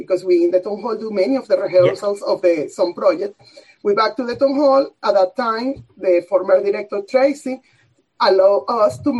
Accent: Venezuela; now in Bath, United Kingdom; a film from Venezuela, my country.

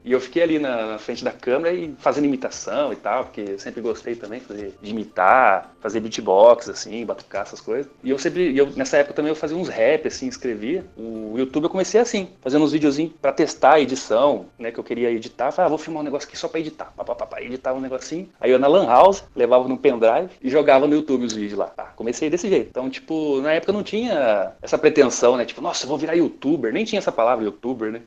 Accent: Ourinhos, São Paulo, Brazil

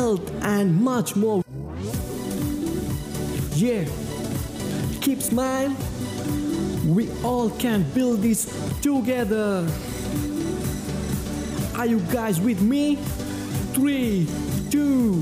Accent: Sri Lanka; I'm from Sri Lanka

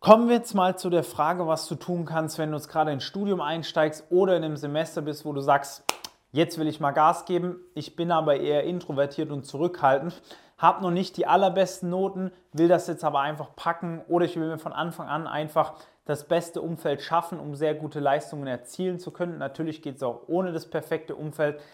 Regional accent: near Stuttgart, Baden-Württemberg, Germany; also born or lived in Pforzheim / Portugal; Ich komme aus der Nähe von Stuttgart.

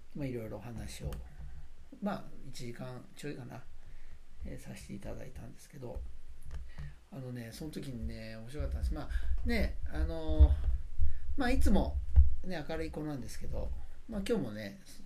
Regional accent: Sagamihara, Kanagawa, Japan; 相模原で、まあ、過ごしあの自分は生まれ育ったんですね

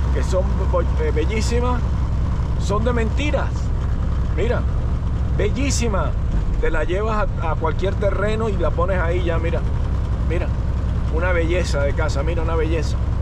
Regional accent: Venezuela; now in United States; Soy venezolano, crecí con eso

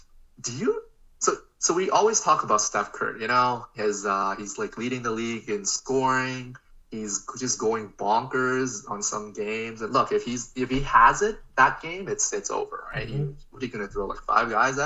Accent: Canada; we're Canadian

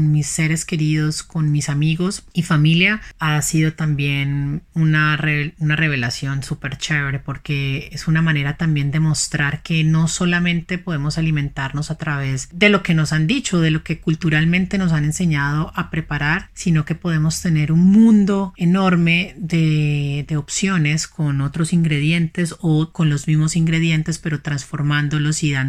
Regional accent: Cali, Valle del Cauca, Colombia; Soy una caleña apasionada inmensamente por la cocina vegetal.

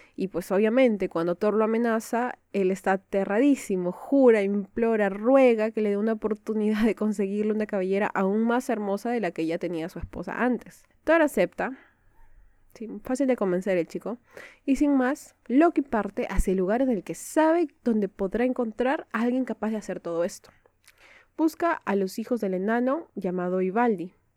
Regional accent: Peru; Soy de Perú

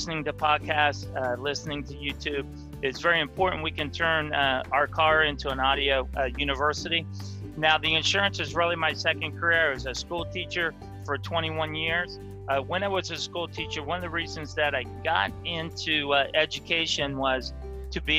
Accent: Ohio, United States; also born or lived in Michigan; Yes, I grew up in Ohio. I've lived in Ohio my whole life

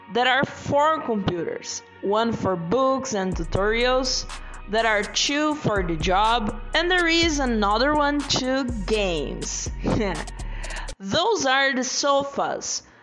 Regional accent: Brazil; English is a second language; I'm from Brazil. I'm a software engineer. I'm 25 years old.

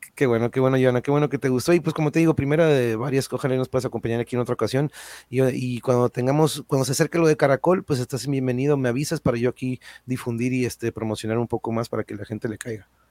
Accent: Tijuana, Baja California, Mexico; moved away; also born or lived in Mexico City; yo nací, crecí aquí, este, nos fuimos un rato al DF, pero pues aquí estamos de nuevo en la Tijuas

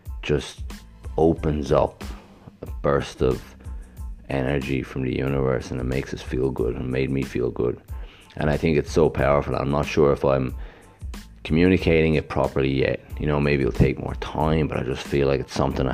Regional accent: Ireland; now in Gold Coast, Australia; I grew up in Ireland in a small town where it rains a lot and it's cold.

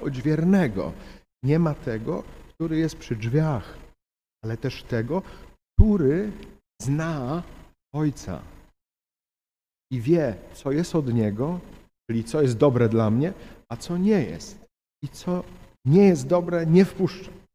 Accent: Ostrowiec Świętokrzyski, Świętokrzyskie Voivodeship, Poland; ja pochodzę z Ostrowca Świętokrzyskiego

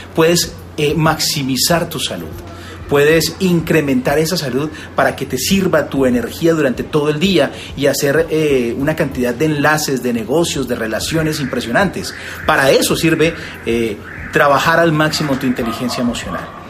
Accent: Colombia; tengo una cadena de restaurantes en, Colombia, en varias ciudades, y además de eso, pues asesoro varias marcas, tengo también, eh, y durante los últimos años he estado trabajando en radio y en televisión también en mi país

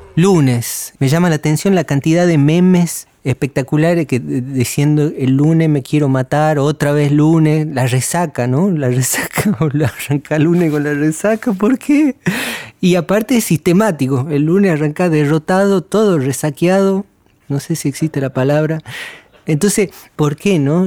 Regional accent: Tucumán, Argentina; soy tucumano

